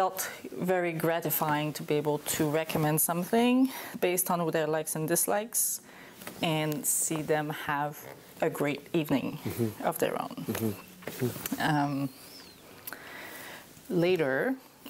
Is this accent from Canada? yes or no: yes; Quebec, Canada; also born or lived in Burgundy / New Zealand / Vancouver Island / Niagara; now in Oregon, United States; I grew up in Quebec. I'm French Canadian